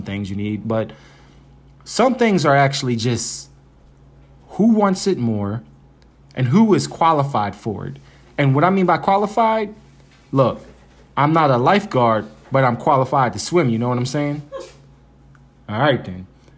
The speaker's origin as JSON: {"language": "English", "town": "Philadelphia", "region": "Pennsylvania", "country": "United States", "said": "I'm from Philly."}